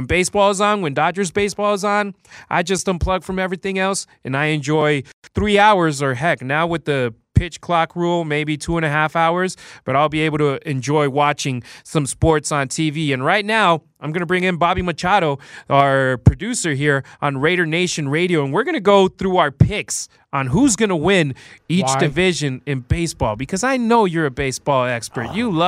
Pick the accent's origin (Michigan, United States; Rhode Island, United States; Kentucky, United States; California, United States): California, United States; Los Angeles; born there; also born or lived in Mexico; And I'm Mexican-American. I was born in Los Angeles, but I lived in Mexico for 12 years.